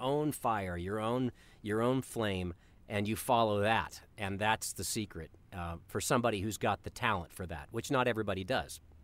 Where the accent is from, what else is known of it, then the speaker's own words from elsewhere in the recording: Colorado, United States; I grew up in Colorado